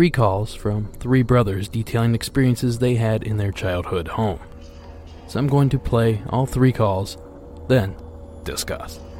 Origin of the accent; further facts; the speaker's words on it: Ohio, United States; moved away; I'm spending the month in the Heartland, my old stomping ground, Ohio.